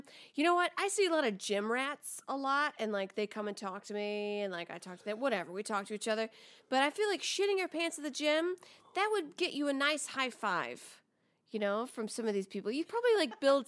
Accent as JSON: {"language": "English", "region": "the South", "country": "United States", "said": "As a Southerner"}